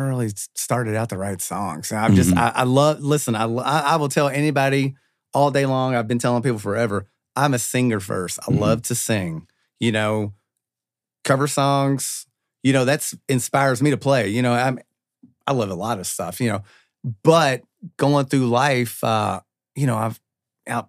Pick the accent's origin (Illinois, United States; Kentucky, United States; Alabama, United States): Kentucky, United States; Louisville; I grew up on Jefferson Hill, and everybody that I grew up around, we just referred to it as the hill